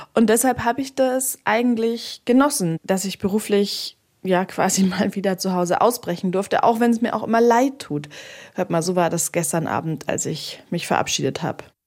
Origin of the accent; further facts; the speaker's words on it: Bamberger Land, Bavaria, Germany; moved away; in meine Heimat gefahren. Das ist nach Bamberg, genauer ins Bamberger Land